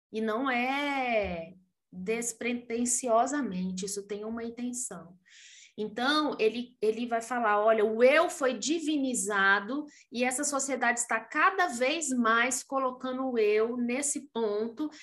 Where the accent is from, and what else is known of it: Brazil